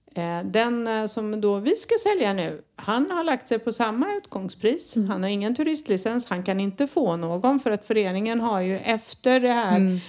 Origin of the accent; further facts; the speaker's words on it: Sweden; som svensk